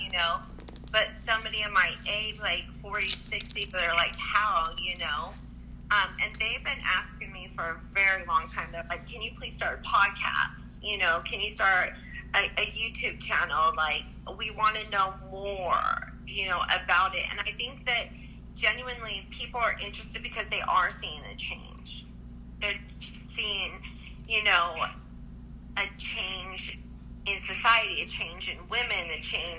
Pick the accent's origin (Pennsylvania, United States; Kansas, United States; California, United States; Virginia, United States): California, United States; Southern; also born or lived in Las Vegas; Southern California.